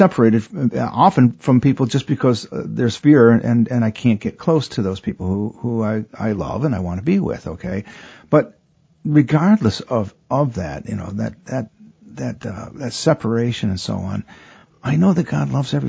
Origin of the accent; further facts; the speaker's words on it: Port Austin, Michigan, United States; I grew up in Port Austin, Michigan. Okay, which is on the tip of the thumb of Michigan. There is nothing north of Port Austin but water for over 100 miles. Okay, it's 150 miles away from Detroit.